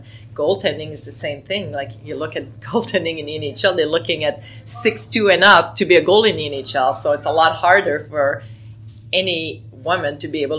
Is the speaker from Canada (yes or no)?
yes; Quebec, Canada; I was a big Quebec Nordiques fan growing up in Quebec